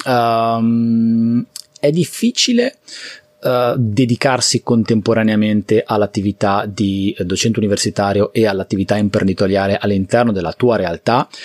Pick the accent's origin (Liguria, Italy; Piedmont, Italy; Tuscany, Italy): Liguria, Italy; io sono Ligure e la Liguria è un territorio abbastanza fragile